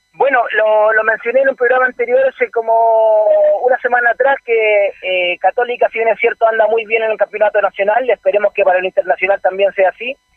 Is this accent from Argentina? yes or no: no; Chile; nosotros como chilenos